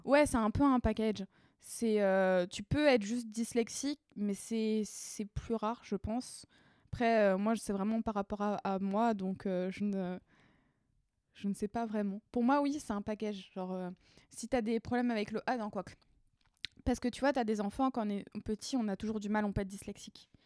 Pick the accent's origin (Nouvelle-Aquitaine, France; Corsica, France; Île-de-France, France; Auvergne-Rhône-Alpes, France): Île-de-France, France; Paris region; je viens de région parisienne